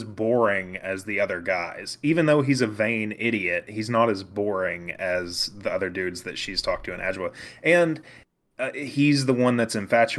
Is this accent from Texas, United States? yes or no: no; Arkansas, United States; Well, we grew up in Arkansas, so yeah, that'd be it.